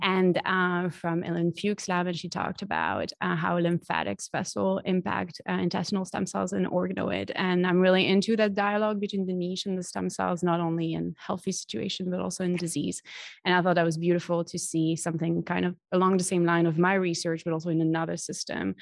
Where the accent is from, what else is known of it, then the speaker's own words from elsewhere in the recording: France; now in Boston, United States; I'm originally from France.